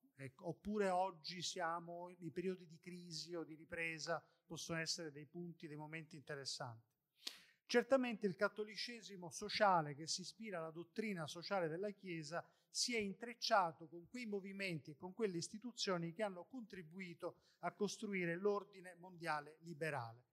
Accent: Sicily, Italy; io sono siciliano

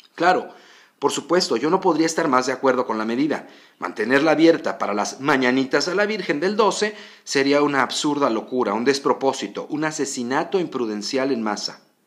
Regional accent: Mexico; somos como somos los mexicanos

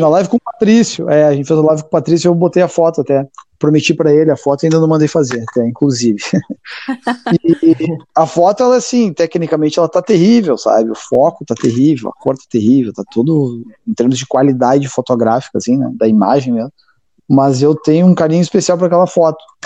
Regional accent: Passo Fundo, Rio Grande do Sul, Brazil; cresci em Passo Fundo

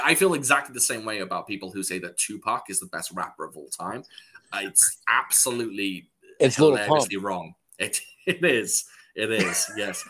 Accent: West Coast, United States; So I grew up on West Coast, but I made the transition to the East Coast.

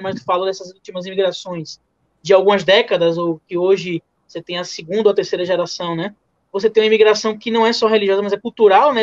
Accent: Bahia, Brazil; eu sou baiano, gosto de comida baiana

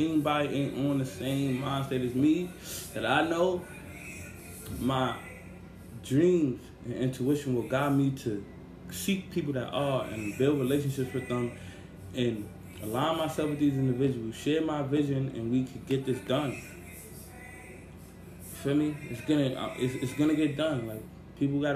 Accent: New York City, New York, United States; I grew up in Brownsville, Mitchell Projects, Bronx

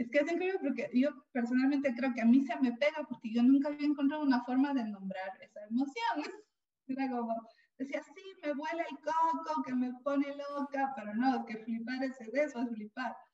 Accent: Ecuador; now in Spain; yo no voy a decir ninguna palabra ni expresión remotamente española porque yo soy ecuatoriana

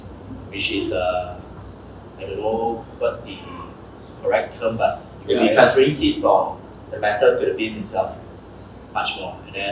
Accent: Houston, Texas, United States; from Houston.

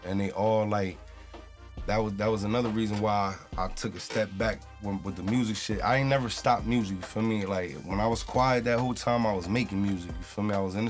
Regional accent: New Brunswick, New Jersey, United States; Like, I came from this city, so it's like, I know what they going through

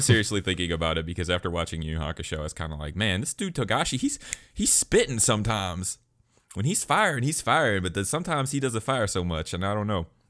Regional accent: Alabama, United States; be from my home state of Alabama

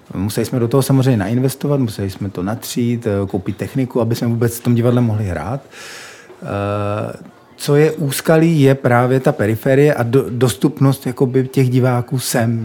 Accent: Czechia; my třeba jako Češi

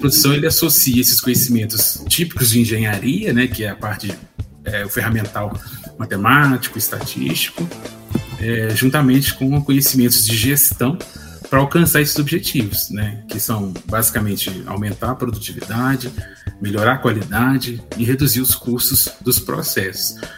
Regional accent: Ouro Preto, Minas Gerais, Brazil; eu sou natural de Ouro Preto

